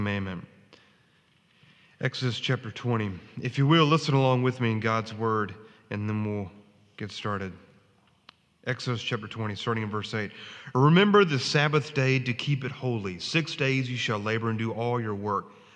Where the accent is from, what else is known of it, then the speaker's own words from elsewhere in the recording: New Bern, North Carolina, United States; grew up in New Bern